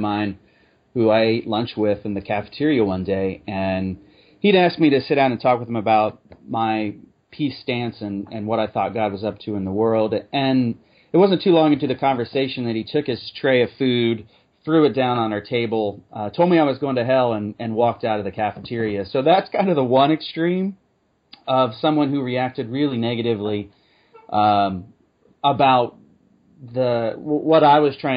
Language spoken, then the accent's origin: English; Ohio, United States; now in Houston, United States; I was from Ohio originally, an amazing Christian family